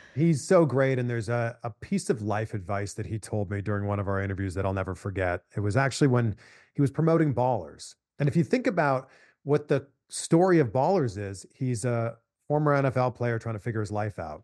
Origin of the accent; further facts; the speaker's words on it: Pickering, Ontario, Canada; me growing up just outside of Toronto. I'm from Pickering, Ontario, Canada.